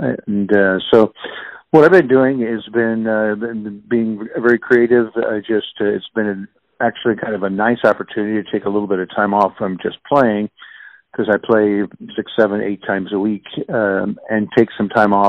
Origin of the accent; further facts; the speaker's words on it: Kansas City, Missouri, United States; I was born and raised in Kansas City. I'm a native Kansas Cityan, and grew up basically in the Brookside neighborhood.